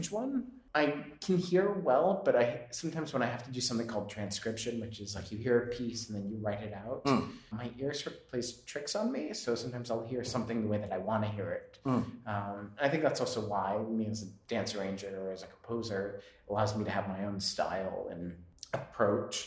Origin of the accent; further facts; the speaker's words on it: Framingham, Massachusetts, United States; moved away; also born or lived in New York; I grew up in Boston, well, suburb of Boston called Framingham, Massachusetts